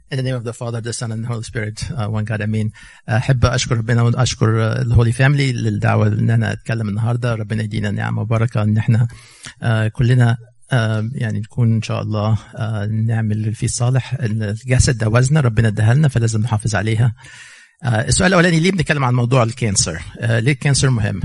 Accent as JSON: {"language": "Arabic", "country": "Egypt", "moved": "yes", "lives_now": "United States", "said": "احنا جايين من مصر"}